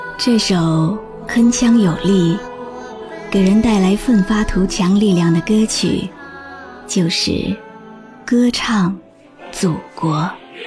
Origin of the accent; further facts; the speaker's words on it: China; 我是中国人